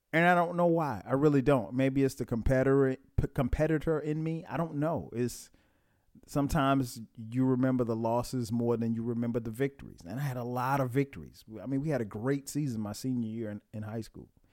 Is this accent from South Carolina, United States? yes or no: yes; Florence, South Carolina, United States; I'm from Florence.